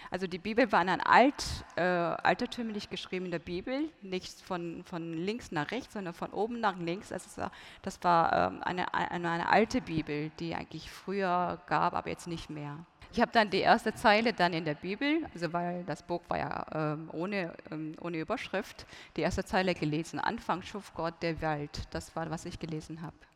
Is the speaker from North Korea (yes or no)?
yes; North Korea; German is a second language; wenn man geboren wird in Nordkorea, ähm, von Grund von Kindesbeinen an, Grundschule, ähm, Kindergarten, Grundschule, Mittelschule, ähm, man lernt nur einfach die Ideologie, Juche-Ideologie